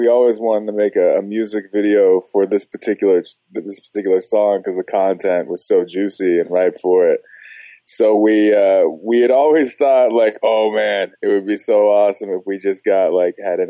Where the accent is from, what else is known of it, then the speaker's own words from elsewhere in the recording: Los Angeles, California, United States; moved away; I'm originally from Los Angeles